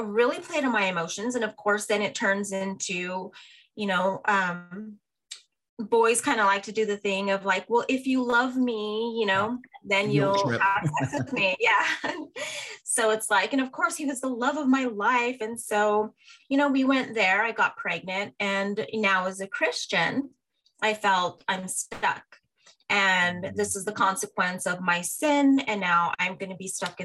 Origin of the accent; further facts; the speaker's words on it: Albuquerque, New Mexico, United States; I grew up in Albuquerque, New Mexico as an only child.